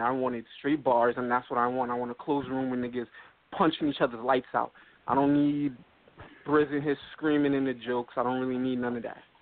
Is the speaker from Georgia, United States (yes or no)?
no; Brooklyn, New York, United States; I'm I'm from Brooklyn. I'm not from the Bronx. I'm from oh, Brooklyn